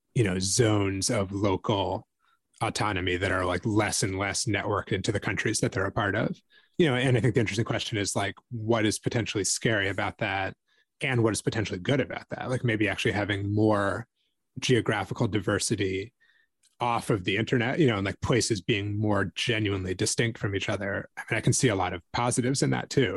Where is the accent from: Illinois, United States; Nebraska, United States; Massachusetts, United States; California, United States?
Massachusetts, United States; my hometown in, in Massachusetts